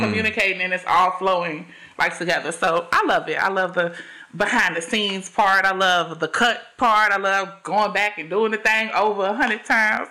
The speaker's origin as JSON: {"language": "English", "town": "Chicago", "region": "Illinois", "country": "United States", "tie": "born or raised there", "said": "I am from Chicago, born and raised"}